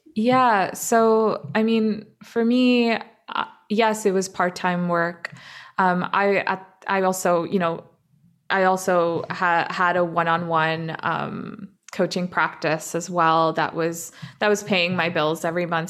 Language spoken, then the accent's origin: English; Toronto, Ontario, Canada; also born or lived in Dubai; now in Vancouver, Canada; when I was six, um, my family immigrated to, to Canada, to Toronto